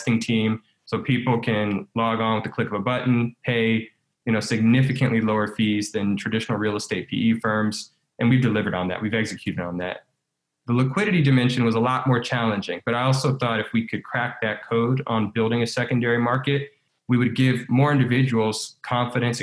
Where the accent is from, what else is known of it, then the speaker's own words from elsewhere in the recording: Baton Rouge, Louisiana, United States; my hometown of Baton Rouge